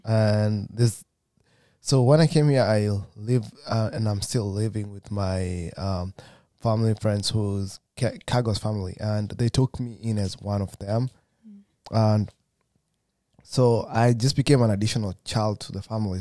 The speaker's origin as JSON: {"language": "English", "country": "Kenya", "moved": "as an adult", "said": "I'm from Kenya as well"}